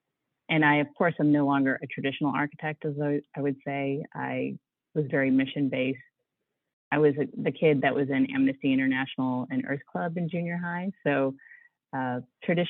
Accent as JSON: {"language": "English", "area": "outside of Pittsburgh", "region": "Western Pennsylvania", "country": "United States", "tie": "born or raised there", "also_born_or_lived": "Chicago", "moved": "as an adult", "lives_now": "Washington, D.C., United States", "said": "I grew up in Western Pennsylvania, outside of Pittsburgh."}